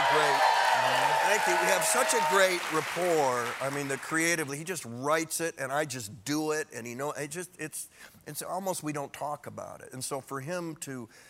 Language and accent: English; Michigan, United States; I was 8 or 9 years old in my town in Michigan